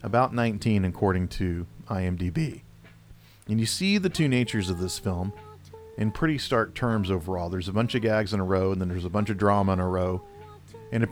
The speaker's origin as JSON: {"language": "English", "region": "the South", "country": "United States", "said": "I'm from the South."}